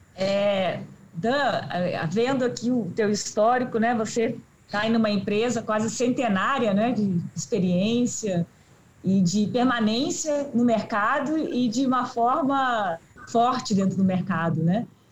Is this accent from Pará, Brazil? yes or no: no; Rio Grande do Sul, Brazil; Eu sou de lá, sou do Rio Grande do Sul